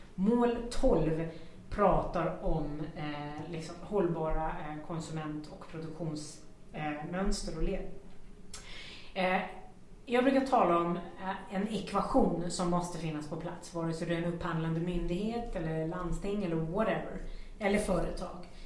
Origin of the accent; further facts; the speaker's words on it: Sweden; vi svenskar